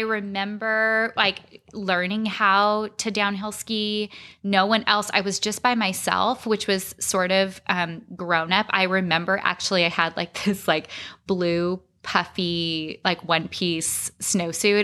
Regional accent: Arizona, United States; I grew up in Arizona.

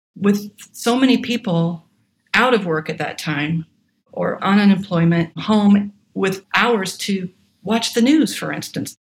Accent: Atlanta, Georgia, United States; moved away as an adult; also born or lived in Oregon; I was born in Atlanta, Georgia, and had access to music lessons.

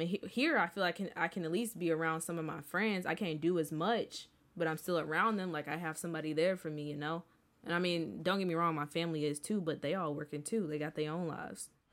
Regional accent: St. Louis, Missouri, United States; I'm from Saint Louis

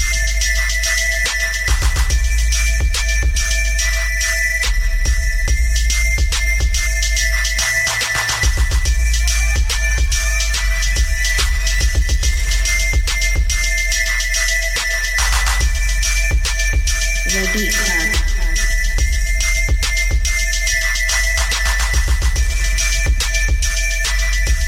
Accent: Boston, Massachusetts, United States; I'm from Mattapan 2

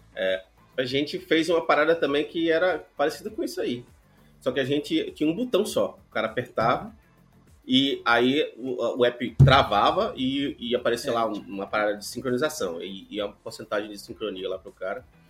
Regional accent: Rio de Janeiro, Brazil; eu nasci no Rio de Janeiro

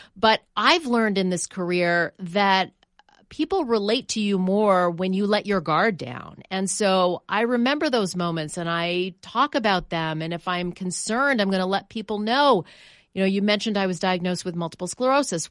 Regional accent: Canada; moved away; I'm from Canada

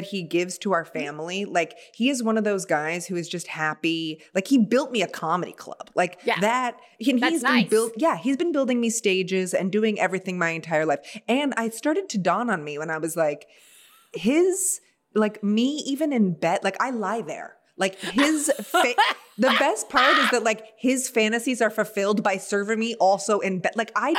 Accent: Santa Monica, California, United States; I live in Santa Monica, which is, by the way, where I grew up and was raised a block and a half away from my apartment dwelling

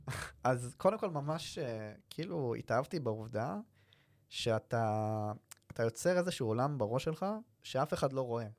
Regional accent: Kfar Saba, Central District, Israel; אני גדלתי בכפר סבא

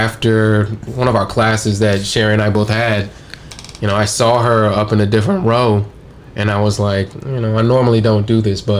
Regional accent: Richmond, Virginia, United States; also born or lived in Pasadena, California / Baltimore; I was born in Pasadena, California, however. but spent all my time growing up in Virginia.

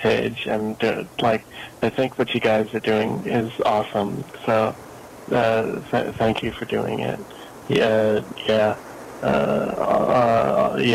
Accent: Los Angeles area, California, United States; I'm from California, like Los Angeles area

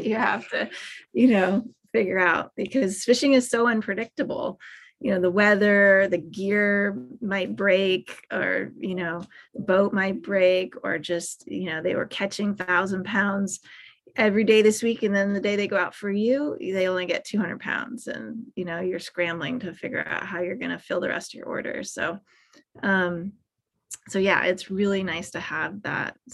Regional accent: Boston, Massachusetts, United States; moved away as an adult; also born or lived in Los Angeles / Santa Barbara; I grew up in Boston and just was captivated by tide pools at the beach. And I came out to LA for college

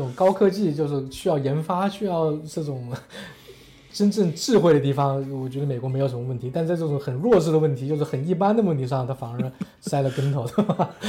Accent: China; 他他现在完全就你作为华人，作为我们中国人，觉得很 make sense 戴口罩

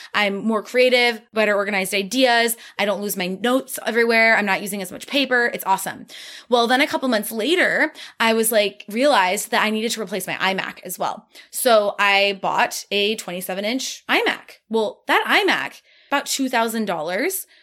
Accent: Midwest, United States; I'm from the Midwest, we're hard workers

